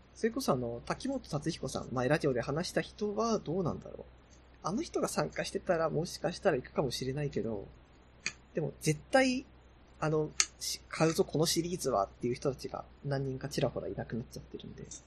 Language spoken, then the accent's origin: Japanese; Yamagata, Japan; うちの地元が山形の方なんで